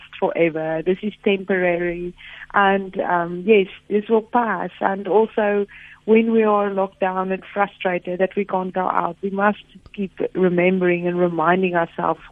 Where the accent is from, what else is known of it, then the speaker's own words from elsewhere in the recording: Free State, South Africa; moved away as an adult; that is where I grew up, in the farm. I had a farm life through all my childhood years